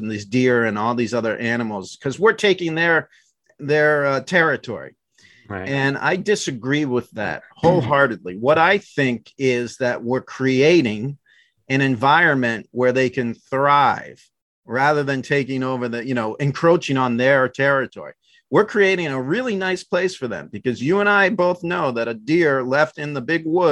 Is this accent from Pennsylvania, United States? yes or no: no; Maryland, United States; moved away; also born or lived in outside of Boston, Massachusetts; I grew up in Maryland